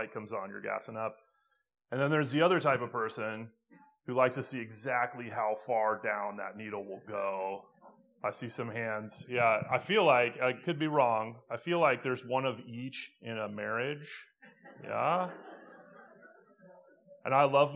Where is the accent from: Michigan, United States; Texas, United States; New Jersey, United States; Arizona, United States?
Arizona, United States; Phoenix; moved away; I'm from Phoenix originally